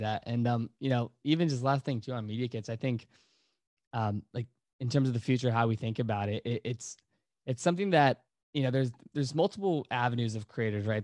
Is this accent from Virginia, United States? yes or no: yes; Virginia, United States; we're all from Virginia